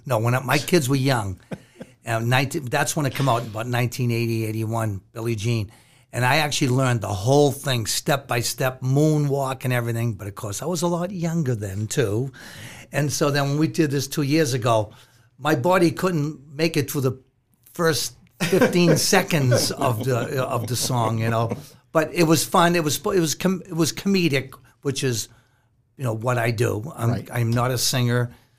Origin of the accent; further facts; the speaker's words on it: Boston, Massachusetts, United States; I grew up in East Boston